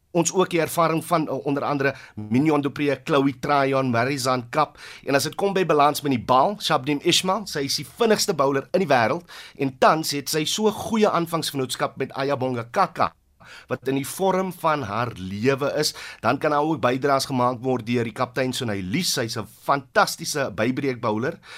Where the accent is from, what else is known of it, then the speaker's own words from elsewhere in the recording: Western Cape, South Africa; jong kind wat toe ek in die Wes-Kaap groot geword